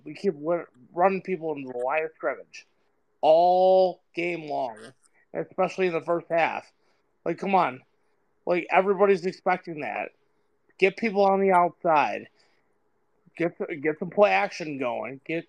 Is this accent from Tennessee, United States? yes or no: no; North Syracuse, New York, United States; I grew up in North Syracuse. I actually am from North Syracuse.